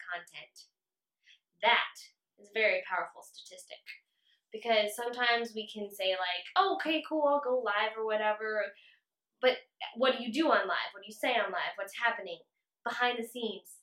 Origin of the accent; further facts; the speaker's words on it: San Antonio, Texas, United States; now in Granbury, United States; We are from San Antonio, but now live in Granbury.